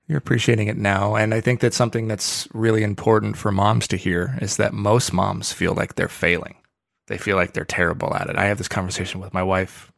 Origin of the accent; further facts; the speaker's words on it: Oregon, United States; I grew up in Oregon